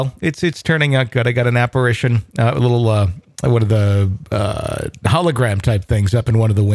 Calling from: Ann Arbor, Michigan, United States; also born or lived in Philippines; from Ann Arbor, Michigan. I have a couple of paranormal experiences that I'd like to share. I was born in the Philippines with my parents who were still serving in the USAF. I was raised with Filipino friends

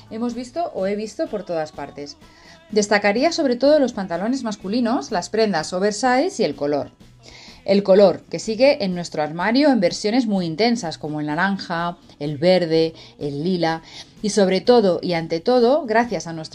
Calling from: Spain; Les hablo desde España y estoy encantada de estar por aquí de nuevo.

